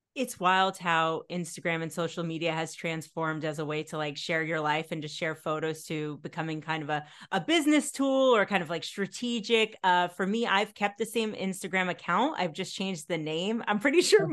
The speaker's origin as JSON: {"language": "English", "region": "the New York area", "country": "United States", "tie": "born or raised there", "said": "I grew up in the New York area"}